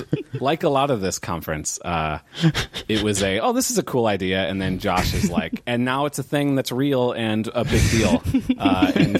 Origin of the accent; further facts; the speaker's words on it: St. Louis, Missouri, United States; I am from and still live in St. Louis, Missouri, right smack dab in the middle of the United States